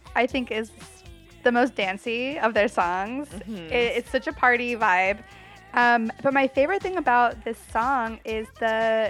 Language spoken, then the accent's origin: English; the South, United States; growing up in the South and growing up so near to Atlanta